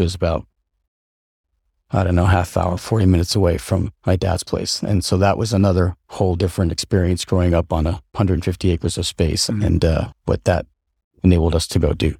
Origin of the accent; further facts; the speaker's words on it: upstate New York, United States; also born or lived in Seattle, Washington / Colden Common, England; at a relatively uh, young age, our family moved to uh, rural, like upstate New York. And that's where I, uh, my sister and I uh, grew up